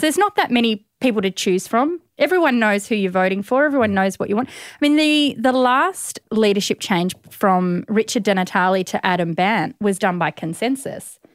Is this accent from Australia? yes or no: yes; East Gippsland, Victoria, Australia; moved away; also born or lived in Melbourne, Australia / South Australia; I was born in Melbourne, and then my family moved to East Gippsland